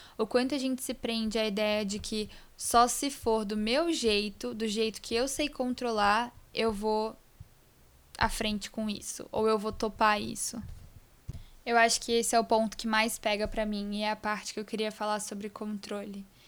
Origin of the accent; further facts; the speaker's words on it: Vitória, Espírito Santo, Brazil; now in São Paulo, Brazil; Vitória, que é onde eu nasci, eu sinto que eles acabam conhecendo um pouquinho de mim também, porque eu carrego as raízes desse lugar muito forte em mim